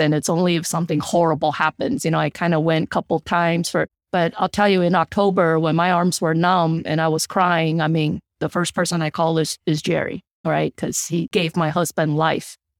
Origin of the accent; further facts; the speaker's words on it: Taiwan; moved away; I'm from Taiwan, the Asian culture.